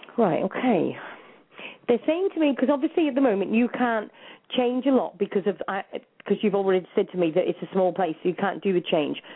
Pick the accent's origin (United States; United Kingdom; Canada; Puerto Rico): United Kingdom; England; moved away as an adult; also born or lived in New Zealand; I'm from England